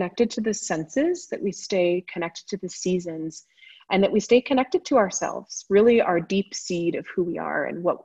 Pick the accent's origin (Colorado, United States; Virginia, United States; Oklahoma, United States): Colorado, United States; Boulder; moved away; also born or lived in California; I was born and raised in Boulder and then moved away for a long time, obviously, and came back from California, in fact